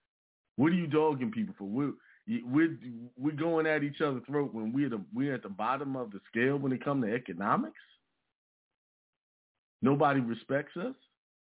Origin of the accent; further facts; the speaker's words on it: New York, United States; now in South Carolina, United States; You know, I was born and raised in New York, but I ended up in South Carolina, which is where my family originate from, you know?